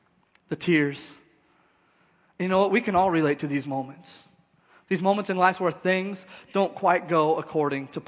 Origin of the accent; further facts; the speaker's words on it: Nebraska, United States; now in Oklahoma City, United States; I was born and raised in Nebraska